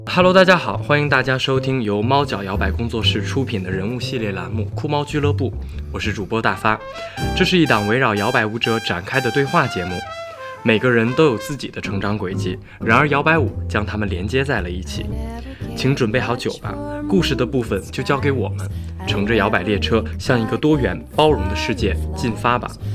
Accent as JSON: {"language": "Chinese", "region": "Heilongjiang", "country": "China", "tie": "born or raised there", "said": "我小的时候在东北嘛，在嗯。安东江长大"}